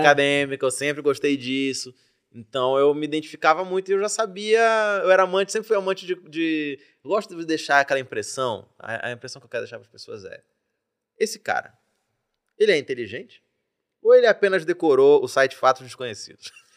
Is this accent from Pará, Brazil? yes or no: yes; Belém, Pará, Brazil; now in São Paulo, Brazil; dei sorte de ter nascido em Belém